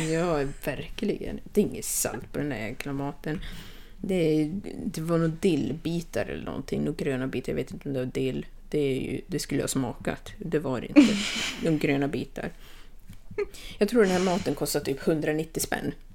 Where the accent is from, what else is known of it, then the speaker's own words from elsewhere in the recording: Sweden; moved away as an adult; jag flög faktiskt till mitt hemland